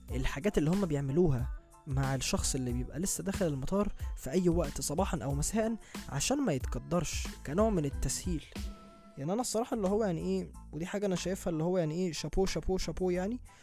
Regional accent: Egypt; انا كواحد مصري من اهل البلد

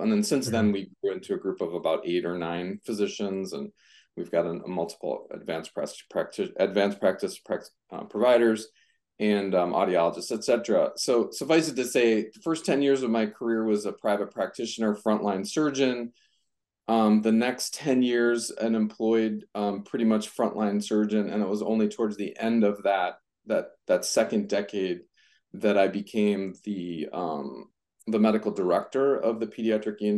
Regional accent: Minneapolis, Minnesota, United States; also born or lived in San Diego, California; I grew up in the Twin Cities, in Minnesota, Minneapolis and St. Paul.

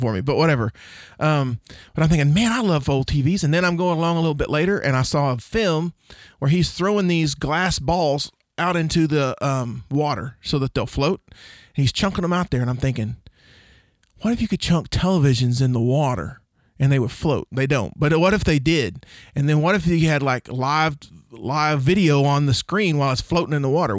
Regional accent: Oklahoma, United States; also born or lived in Rush Springs, Oklahoma / Duncan, Oklahoma / Bray, Oklahoma; we moved from Rush Springs, Oklahoma to Duncan, Oklahoma

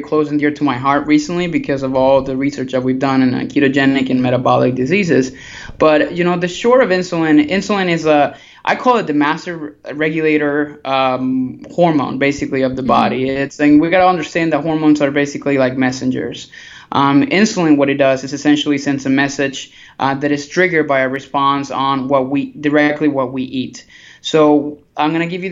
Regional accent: Venezuela; now in Tampa, United States; I grew up in Venezuela, so down in South America

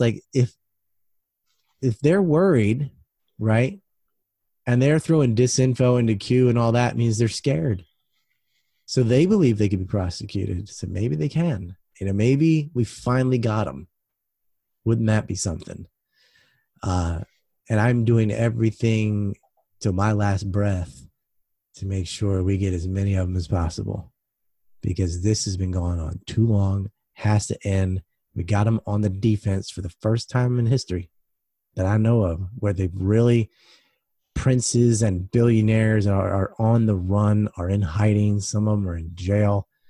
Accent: United States; I'm an American

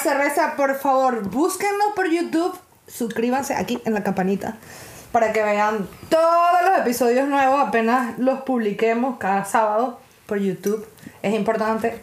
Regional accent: Venezuela; somos realmente los venezolanos

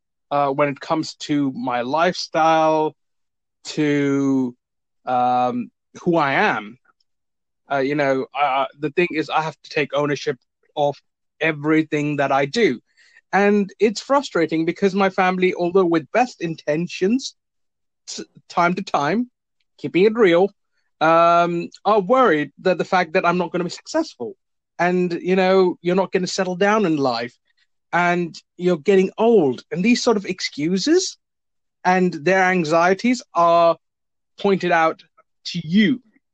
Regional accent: India; now in United Kingdom; because I'm an immigrant. I immigrated to the UK. I was originally from India.

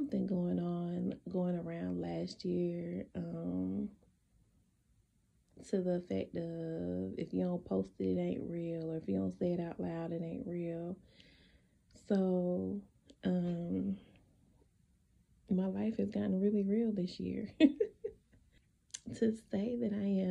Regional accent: South Carolina, United States; moved away; I never want to go back to South Carolina. Like, I want to either be here or move on to another state. I don't want to go back to my hometown.

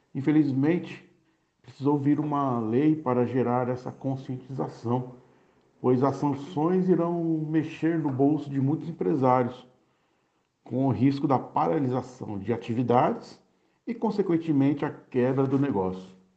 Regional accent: Santos, São Paulo, Brazil; moved away as an adult; now in Minas Gerais, Brazil; Sou santista nato e há três anos e meio resido na região metropolitana

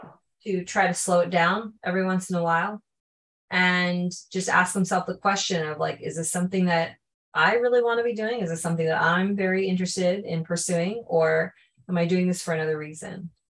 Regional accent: Canada; also born or lived in Japan; I'm half Japanese and half Chinese. I was born in Japan, but I was raised in Canada.

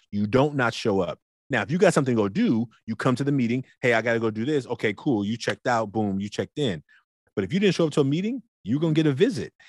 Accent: Oakland, California, United States; as a big boy growing up in Oakland

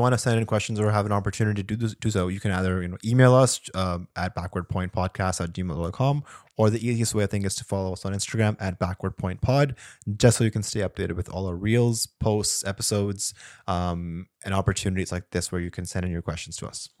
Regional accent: Pakistan; as a Pakistani

